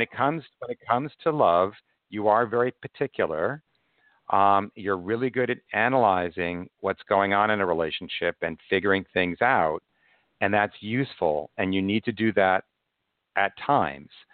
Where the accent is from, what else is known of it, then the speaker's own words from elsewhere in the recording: Long Island, New York, United States; I'm from Long Island as well